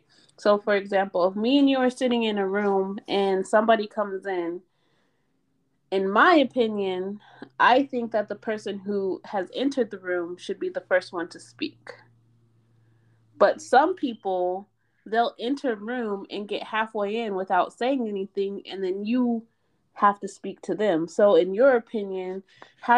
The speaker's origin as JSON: {"language": "English", "town": "Reno", "region": "Nevada", "country": "United States", "tie": "born or raised there", "also_born_or_lived": "Baltimore", "moved": "as an adult", "said": "I'm from Reno. Nothing happened in Reno. Reno is very quiet. Well, it used to be back in the 80s and 90s when I was growing up"}